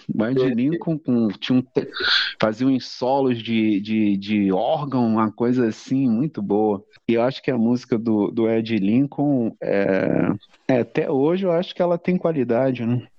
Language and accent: Portuguese; Belford Roxo, Rio de Janeiro, Brazil; Eu nasci lá na, na Areia Branca, que na época era Belfor Roxo, ou era Nova Iguaçu, pertencia ao município de Nova Iguaçu, a Baixada Fluminense